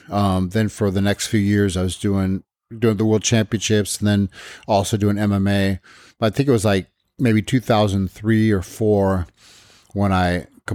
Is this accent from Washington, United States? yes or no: yes; Olympia, Washington, United States; moved away as an adult; now in Krasnogorsk, Russia; Yeah, I grew up in Olympia.